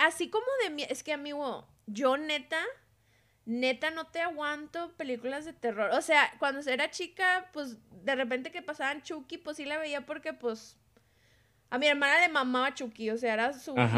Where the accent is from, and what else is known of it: Monterrey, Nuevo León, Mexico